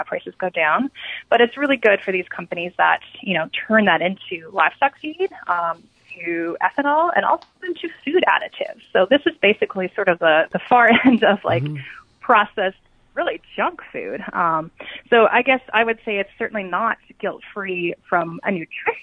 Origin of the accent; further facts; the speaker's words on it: Great Plains, United States; I come from the Great Plains